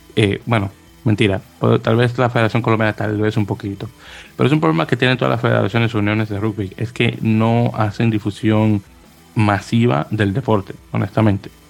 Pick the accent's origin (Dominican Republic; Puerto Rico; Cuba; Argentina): Dominican Republic; soy dominicano